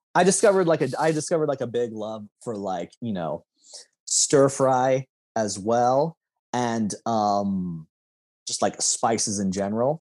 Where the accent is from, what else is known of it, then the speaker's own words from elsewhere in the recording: Lincoln, Nebraska, United States; growing up, I would have considered that South Lincoln